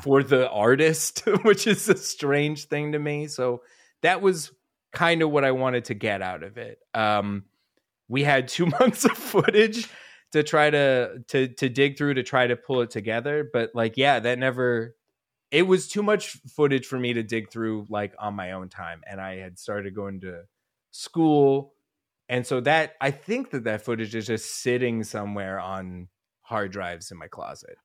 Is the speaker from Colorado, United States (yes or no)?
yes; Denver, Colorado, United States; also born or lived in Rochester, New York; I grew up in Colorado